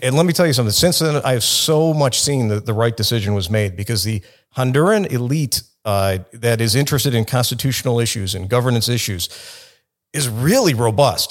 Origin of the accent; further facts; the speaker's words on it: Chicago, Illinois, United States; I grew up in Chicago, in the city